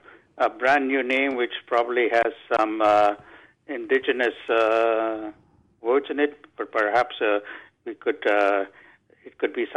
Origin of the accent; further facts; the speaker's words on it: India; now in British Columbia, Canada; I come originally from India